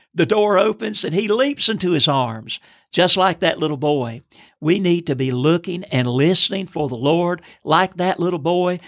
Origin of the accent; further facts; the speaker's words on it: Lancaster, South Carolina, United States; I'm from Lancaster, South Carolina